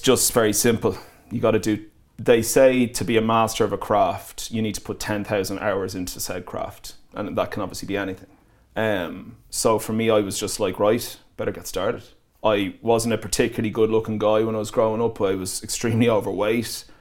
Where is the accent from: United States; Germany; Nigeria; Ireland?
Ireland; moved away as an adult; also born or lived in Manchester, United Kingdom; I was Irish in Manchester